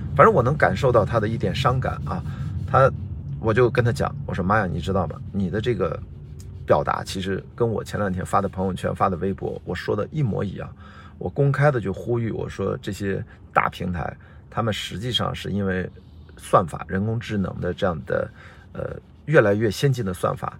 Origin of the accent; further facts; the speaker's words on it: Qingdao, Shandong, China; 我是青岛人